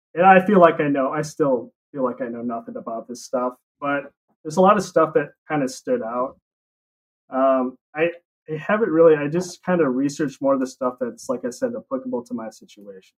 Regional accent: La Crosse, Wisconsin, United States; accent: Wisconsin; also born or lived in Utah; I grew up here

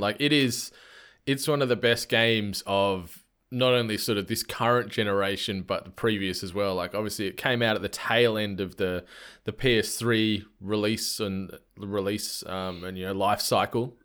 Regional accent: Australia; I'm an Australian humble host

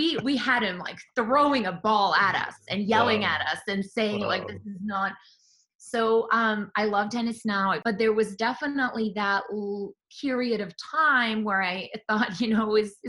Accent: Belgrade, Serbia; That's correct. Belgrade, Serbia, former Yugoslavia. That's where I was born.

